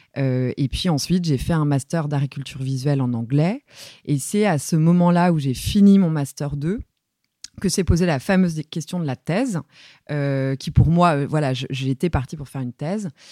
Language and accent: French; Saint-Brieuc, Brittany, France; j'ai grandi à Saint-Brieuc, euh, dans les Côtes d'Armor, euh, en Bretagne